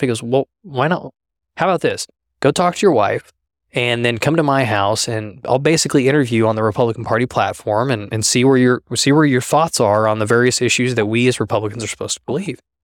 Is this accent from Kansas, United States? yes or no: yes; Halstead, Kansas, United States; also born or lived in Norman, Oklahoma; my family moved up to Halsted, Kansas when I was about four years old